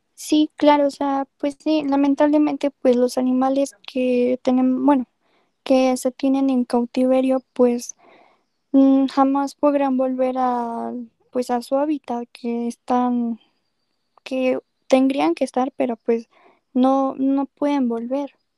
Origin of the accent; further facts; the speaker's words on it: Mexico; como mexicanos